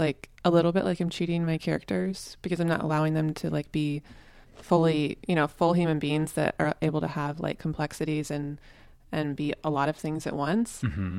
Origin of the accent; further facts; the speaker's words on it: Tulsa, Oklahoma, United States; also born or lived in Austin, Texas; I had quit my corporate HR job in Austin, Texas, and moved back to Tulsa, Oklahoma, my hometown, with the idea that I would figure out a plan for my life.